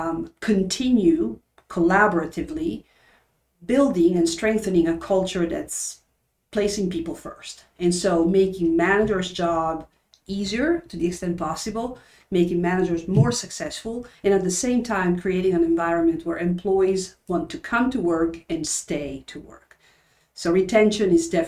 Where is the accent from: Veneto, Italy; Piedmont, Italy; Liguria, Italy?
Piedmont, Italy; Turin; moved away; I was born and raised in Turin, Italy, in the northwestern corner, close to the French border.